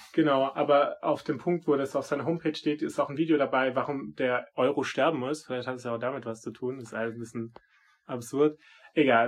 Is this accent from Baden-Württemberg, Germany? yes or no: yes; Swabia, near Stuttgart, Baden-Württemberg, Germany; ich bin ja auch Schwabe und ich bin nicht so weit weg von Stuttgart aufgewachsen